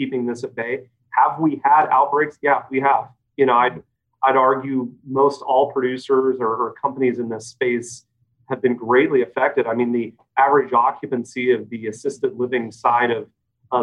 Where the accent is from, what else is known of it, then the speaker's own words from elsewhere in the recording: Salem, Oregon, United States; I'm a fifth generation Oregonian, born and raised in Salem, went to Silverton High School.